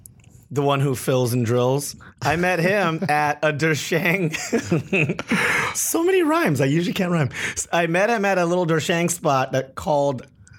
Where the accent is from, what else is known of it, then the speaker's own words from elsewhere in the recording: Hawaii, United States; moved away as an adult; also born or lived in Los Angeles; now in Seattle, United States; I'm from Hawaii. Lived in LA for 4 years. I've been in Seattle for 10 years.